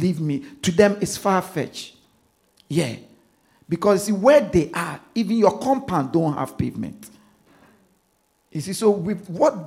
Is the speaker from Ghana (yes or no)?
yes; Ghana; now in London, United Kingdom; I'm from Ghana. I'm from a city in Ghana. I was born in the city. My village is in the city